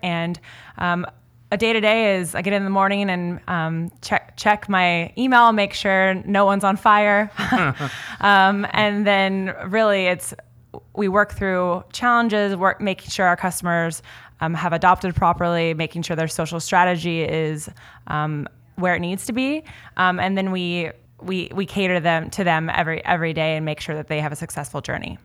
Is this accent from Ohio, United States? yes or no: no; Kansas, United States; now in California, United States; I'm originally from Kansas